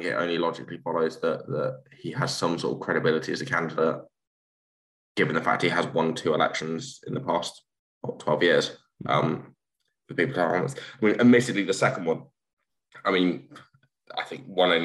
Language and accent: English; Peterborough, East of England, United Kingdom; moved away as an adult; also born or lived in Essex / Colchester / Tower Hamlets, London; now in London, United Kingdom; I grew up in Peterborough, which is about 45 minutes north of King's